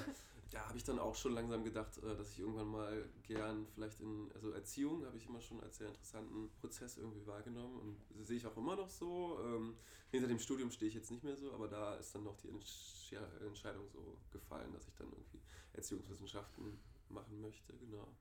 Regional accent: Stendal, Saxony-Anhalt, Germany; moved away as an adult; now in Berlin, Germany; Ich komme auch aus der Gegend, aus der Luisa kommt. Äh, meine Stadt heißt Stendal

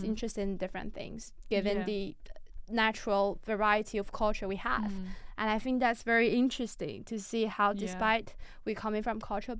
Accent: China; English is a second language; moved away as an adult; now in United Kingdom; I'm having a sixth form education back in China

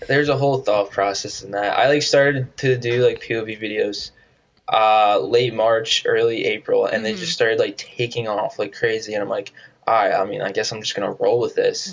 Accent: New Jersey, United States; moved away as an adult; I grew up in New Jersey

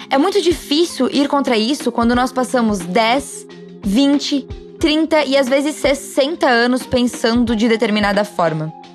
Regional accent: Brazil

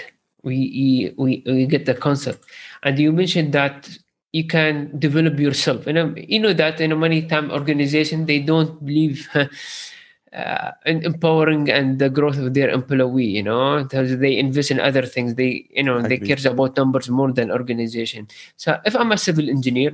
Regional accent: Sharjah, United Arab Emirates; I'm from Sharjah

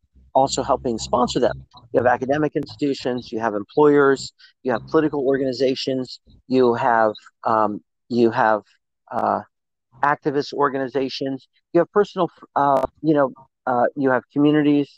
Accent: India; moved away as an adult; I grew up in India, I was, at 18, I was in India, I was a little Buddhist monk studying

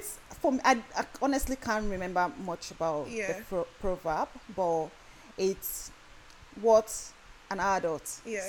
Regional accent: Osun, Nigeria; moved away; I grew up in Osun State

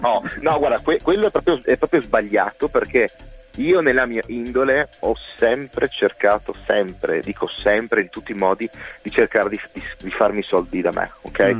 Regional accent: Cervignano del Friuli, Friuli-Venezia Giulia, Italy; also born or lived in Trieste; sono nato a Trieste ma abito da una vita, appunto da quando sono nato praticamente a Cervignano

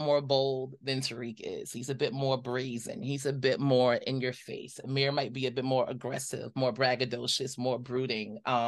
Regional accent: New York City, New York, United States; growing up in Brooklyn

